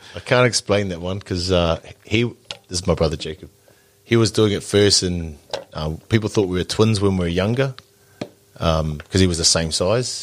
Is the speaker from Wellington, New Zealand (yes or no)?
yes; Porirua, Wellington, New Zealand; moved away as an adult; now in Christchurch, New Zealand; I'm from from Wellington, mm. so I'm, my whānau's still there. We're both Porirua kids